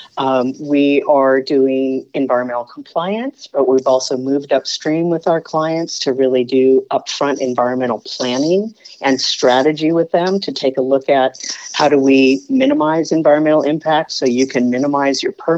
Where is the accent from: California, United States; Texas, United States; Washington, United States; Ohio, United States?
California, United States; Southern; also born or lived in San Francisco Bay Area; growing up in Southern California